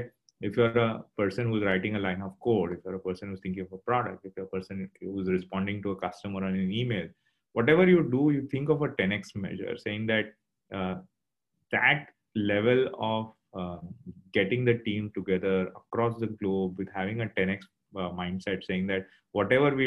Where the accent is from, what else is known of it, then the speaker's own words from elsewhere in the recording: Mumbai, Maharashtra, India; now in Singapore; I think I'm from Bombay originally.